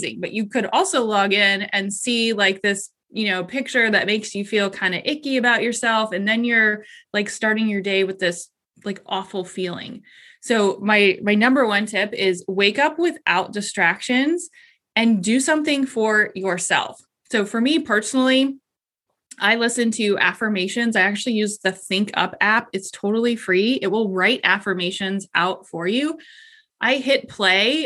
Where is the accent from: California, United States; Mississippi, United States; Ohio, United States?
Ohio, United States; Columbus; I am from Columbus, Ohio